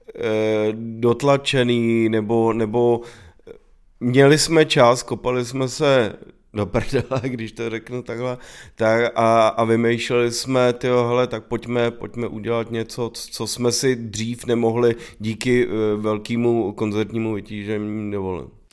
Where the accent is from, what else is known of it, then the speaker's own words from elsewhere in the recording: Prague, Czechia; bydleli jsme vlastně naproti sobě v baráku a, eh, vyrůstali jsme na Praze deset, na sídlišti